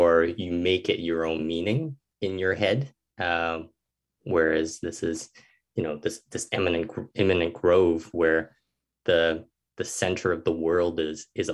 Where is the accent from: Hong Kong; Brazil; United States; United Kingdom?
Hong Kong; now in Canada; I grew up in Hong Kong